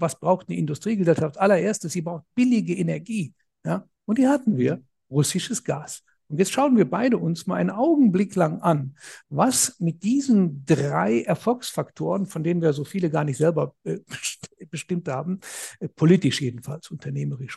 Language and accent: German; Germany; bei uns in Deutschland